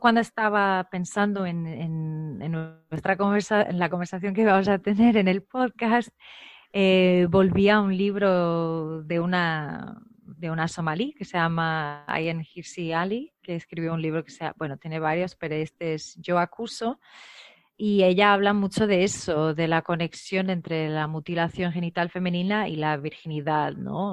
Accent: Portugal; moved away; also born or lived in Guinea-Bissau; soy portuguesa

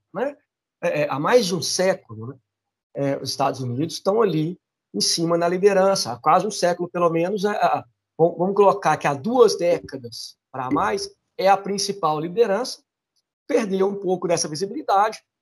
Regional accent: Brazil; a gente pensando como brasileiro

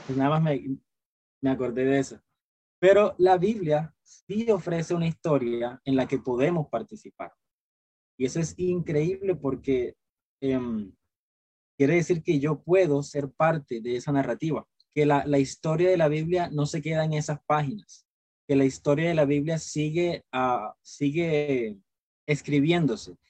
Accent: Cartagena, Bolívar, Colombia; Yo soy, eh, de Cartagena, Colombia

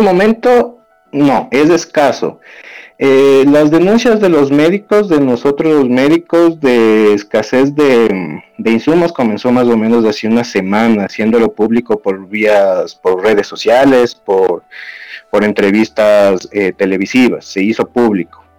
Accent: Ecuador; acá en mi país, en Ecuador

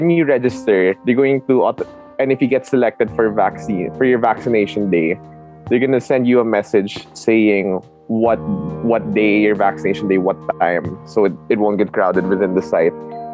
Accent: Philippines; I'm 22, from the Philippines, and I'm currently an HR officer in Realme

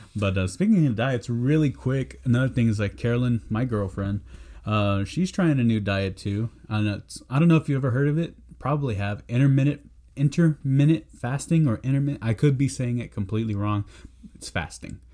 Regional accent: San Antonio, Texas, United States; I'm from San Antonio

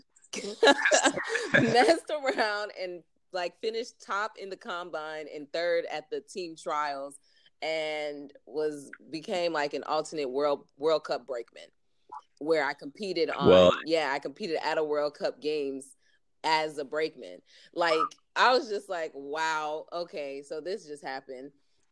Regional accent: United States; I had spent all my life in America, and as a first generation Nigerian American

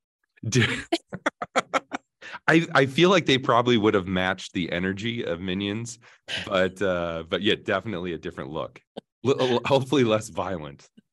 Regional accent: Saint Paul, Minnesota, United States; moved away; I grew up in Saint Paul, Minnesota

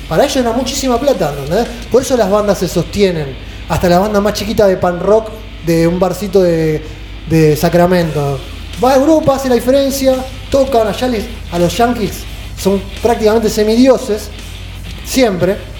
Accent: Argentina; argentinos sudamericanos

